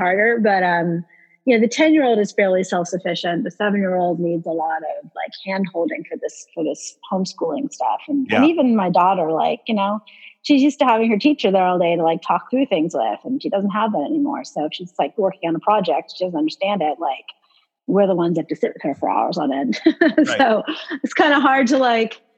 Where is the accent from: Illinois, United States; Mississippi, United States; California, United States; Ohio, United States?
California, United States; Atherton; moved away as an adult; now in Los Angeles, United States; I'm originally from San Francisco Bay Area. I grew up in a town called Atherton, which is in the suburbs of San Francisco, kind of near Stanford University